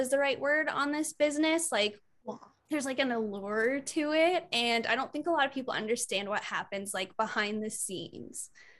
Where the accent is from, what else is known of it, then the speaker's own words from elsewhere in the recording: Midwest, United States; moved away; I grew up in the Midwest